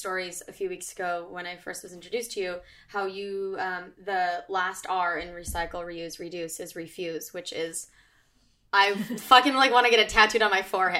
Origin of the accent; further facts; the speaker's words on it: California, United States; now in New York, United States; And only because we're from California, I know.